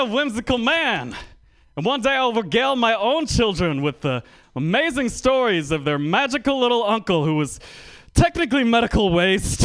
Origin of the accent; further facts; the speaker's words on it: Bay Area, California, United States; I'm from the Bay Area